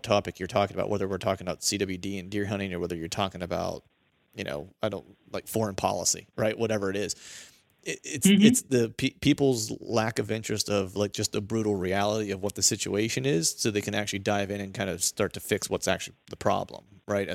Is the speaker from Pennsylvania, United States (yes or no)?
yes; Bedford County, Pennsylvania, United States; now in Philadelphia area, United States; I live in Eastern PA, so I live near Philadelphia. I grew up in Bedford County. So I grew up in like the south central part of Pennsylvania near the border